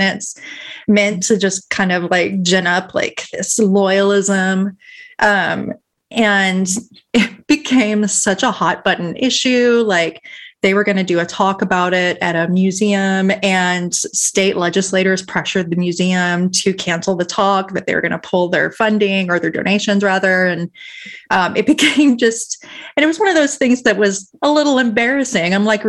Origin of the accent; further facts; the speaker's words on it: Texas, United States; I can drag on Texas because I'm here, but y'all can't.